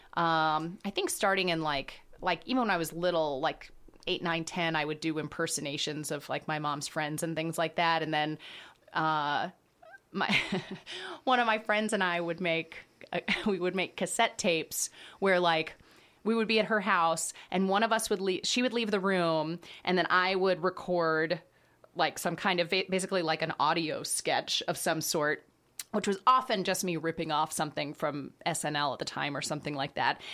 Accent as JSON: {"language": "English", "town": "Dallas", "region": "Texas", "country": "United States", "also_born_or_lived": "Boston / Chicago", "moved": "as an adult", "said": "I'm from Dallas"}